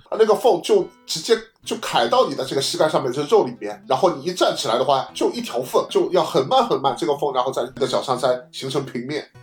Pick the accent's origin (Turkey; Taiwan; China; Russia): China; 我们中国人